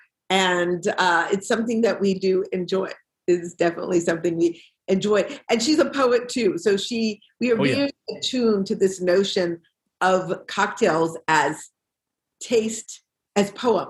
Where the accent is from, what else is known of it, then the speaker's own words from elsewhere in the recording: Detroit, Michigan, United States; moved away as an adult; also born or lived in Washington, D.C. / Nashville; I was born in Detroit. I was born in Black Detroit in 1959